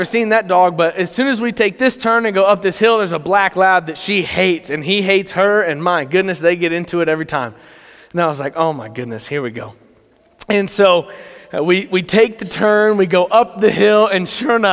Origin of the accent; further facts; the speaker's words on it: Texas, United States; now in Wyoming, United States; I was born in Texas